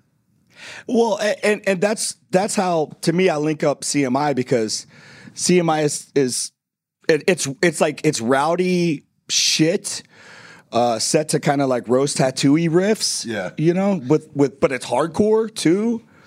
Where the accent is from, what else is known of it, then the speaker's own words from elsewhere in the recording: the South, United States; I'm from the South